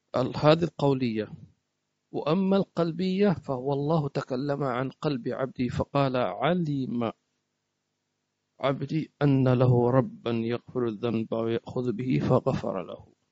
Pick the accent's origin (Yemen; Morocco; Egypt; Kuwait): Yemen; Hadhramaut; عندنا في حضرموت